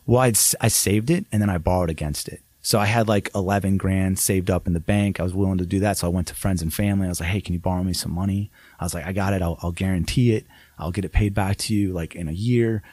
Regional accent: Downs, Illinois, United States; moved away as an adult; also born or lived in Las Vegas; my hometown

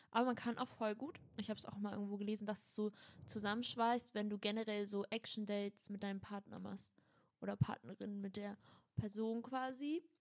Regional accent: Berlin, Germany; Nee, ich komme aus Schöneberg.

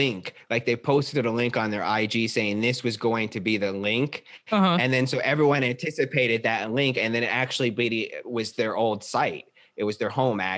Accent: Arizona, United States; now in Los Angeles, United States; originally I'm from Arizona

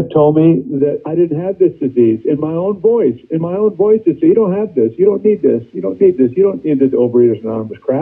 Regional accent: San Francisco, California, United States; also born or lived in East Coast; I grew up in San Francisco. We moved to San Francisco when I was 5.

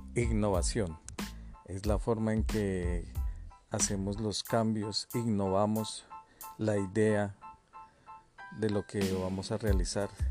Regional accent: Colombia; Como buenos colombianos

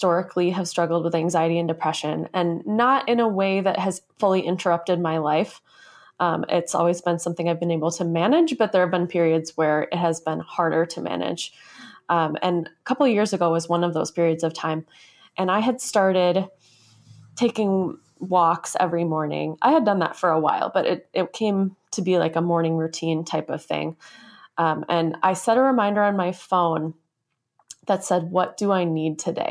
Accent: Minnesota, United States; I grew up in the Midwest. I live in Minnesota. This is where I grew up.

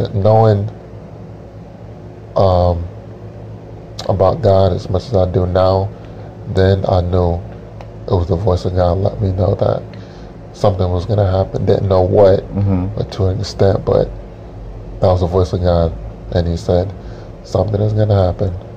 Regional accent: Utica, New York, United States; now in New Hampshire, United States; We were back in our hometown

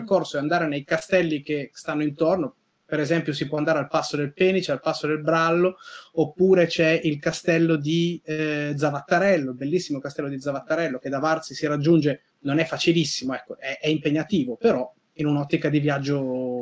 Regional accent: Piedmont, Italy; io come piemontese

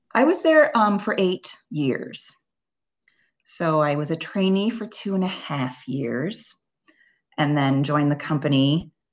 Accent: Libertyville, Illinois, United States; I started at a studio in my hometown, which was a suburb of Chicago called Libertyville, Illinois

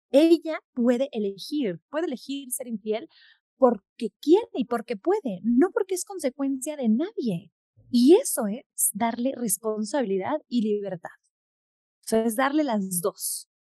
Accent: Mexico; en México no lo pudimos hacer por mil complicaciones, por la burocracia, porque está de más explicarte por qué no lo pude hacer en mi país

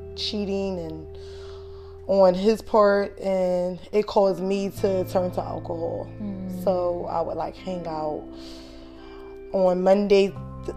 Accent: Philadelphia, Pennsylvania, United States; I grew up in Philadelphia, Southwest Philadelphia.

